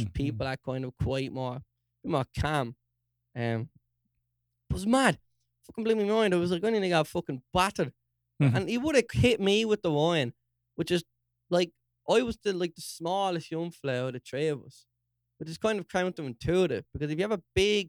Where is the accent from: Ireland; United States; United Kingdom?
Ireland; Dún Laoghaire, Leinster; Dunleary, like fancy Dunleary. Oh my god, I'm from Dunleary.